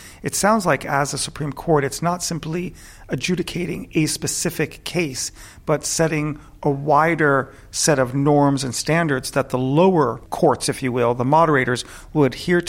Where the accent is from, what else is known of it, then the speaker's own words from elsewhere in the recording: United States; moved away as an adult; now in Europe; I'm an American, I live in Europe, and I am born and bred with the First Amendment